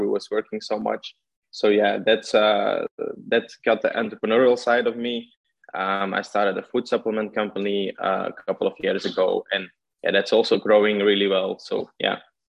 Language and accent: English; Belgium; English is a second language; also born or lived in Portugal; I'm from Belgium originally, and I'm still living here.